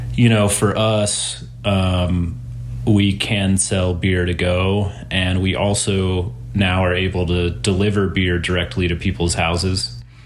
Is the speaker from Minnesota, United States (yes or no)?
no; North Texas, United States; moved away as an adult; now in Denver, United States; I'm from North Texas originally. And I moved to Denver about, God, eight plus years ago